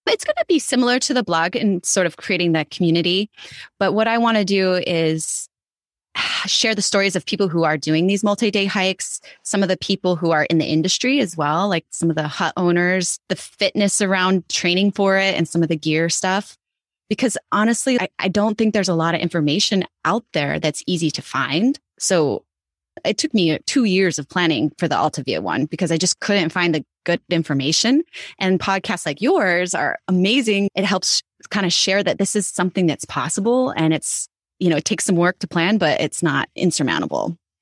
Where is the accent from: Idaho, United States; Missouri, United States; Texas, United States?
Idaho, United States; I grew up in Idaho